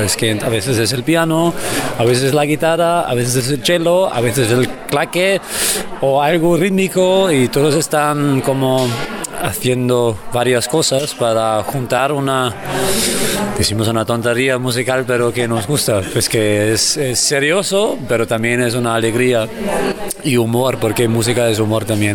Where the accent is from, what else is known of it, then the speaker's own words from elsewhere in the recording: Austria; Spanish is a second language; moved away as an adult; now in Barcelona, Spain; yo soy de Austria